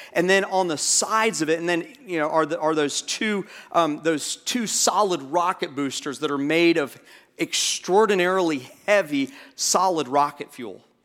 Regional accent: Orlando, Florida, United States; moved away; Part of my growing up was in, um, Orlando, and when you're a kid growing up in Orlando

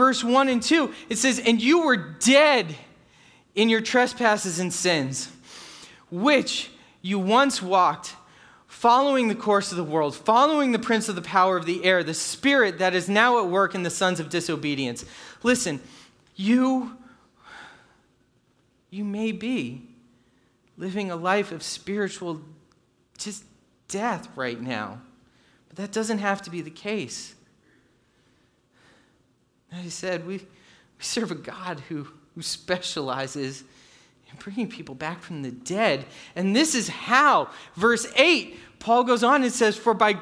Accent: New England, United States; moved away; I grew up in New England

